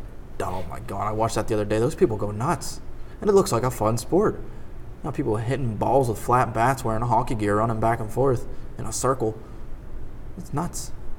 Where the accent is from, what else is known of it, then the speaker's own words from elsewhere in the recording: United States; I just love being an American